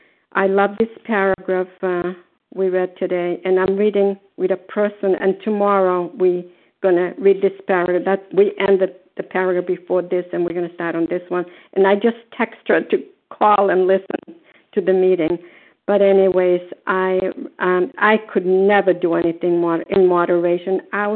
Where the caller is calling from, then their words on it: Port Charlotte, Florida, United States; grateful, recovered, compulsive overeater, and I'm calling from Port Charles, Florida.